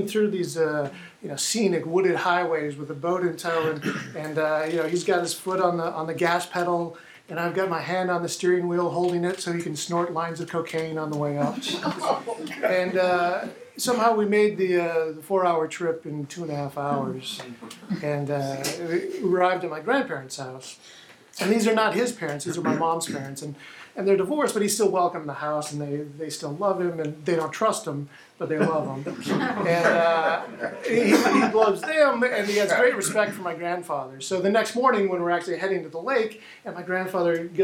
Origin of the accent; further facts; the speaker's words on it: Minnesota, United States; I grew up in Minnesota, the land of 10,000 lakes